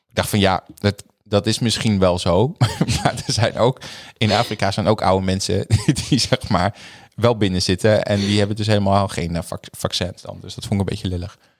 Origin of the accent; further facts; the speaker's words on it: Groningen, Netherlands; ik kom ook uit Groningen, dus ik ben echt een stadje eigenlijk